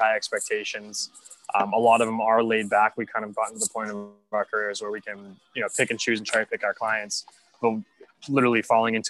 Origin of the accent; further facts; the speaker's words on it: Stoneham, Massachusetts, United States; growing up in Stoneham, I did all the middle school dances